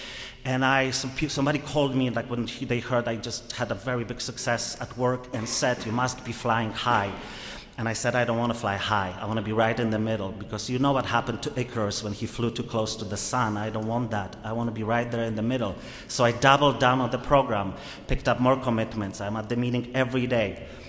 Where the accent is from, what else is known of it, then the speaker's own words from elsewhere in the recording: Poland; now in United States; I am truly, I came from Poland 15 years ago to the US.